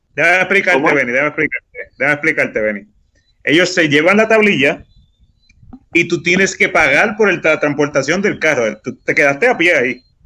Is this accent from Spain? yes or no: no; Puerto Rico; somos puertorriqueños y, lo sabemos, porque vivimos aquí